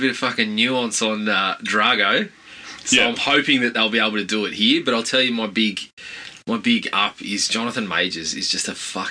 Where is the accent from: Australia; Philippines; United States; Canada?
Australia; We grew up in Australia.